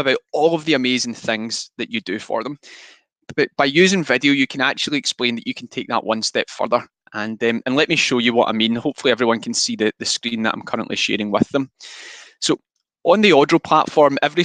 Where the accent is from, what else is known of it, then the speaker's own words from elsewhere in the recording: Scotland, United Kingdom; I am extremely Scottish